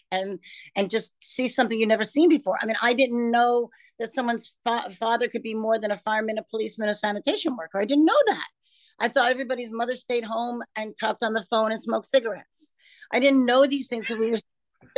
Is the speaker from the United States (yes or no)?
yes; New York City, New York, United States; I grew up in Brooklyn, New York